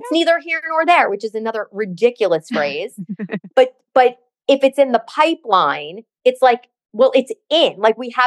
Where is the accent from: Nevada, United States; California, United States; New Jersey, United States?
New Jersey, United States; I'm a Jersey girl.